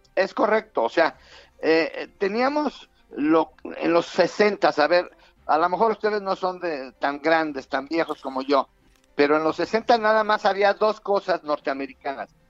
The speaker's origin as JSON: {"language": "Spanish", "country": "Mexico", "said": "los mexicanos"}